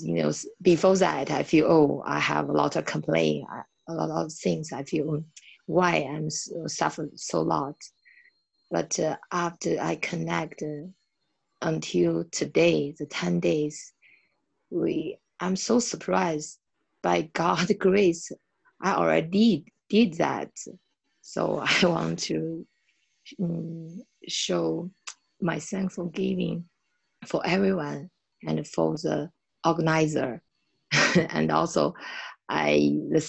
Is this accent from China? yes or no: yes; China; from China.